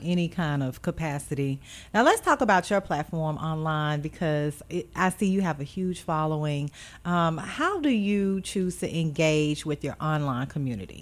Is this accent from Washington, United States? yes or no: no; Beaumont, Texas, United States; now in Memphis, United States; I'm originally from Beaumont, Texas